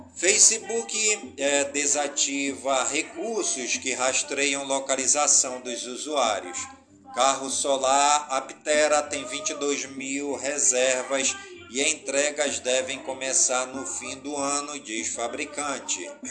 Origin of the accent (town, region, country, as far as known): Careiro da Várzea, Amazonas, Brazil; born or raised there